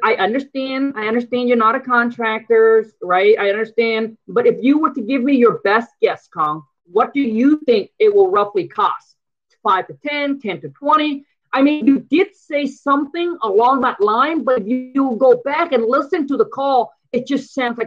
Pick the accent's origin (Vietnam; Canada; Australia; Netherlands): Vietnam; English is a second language; now in United States; I came from from Vietnam. I came over here